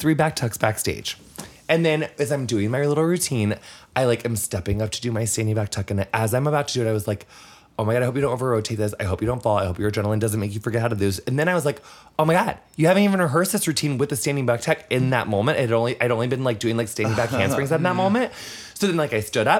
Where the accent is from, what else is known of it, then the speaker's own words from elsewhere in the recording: Quincy, Illinois, United States; From like rural Illinois, like 5 hours southwest of Chicago. It's called Quincy.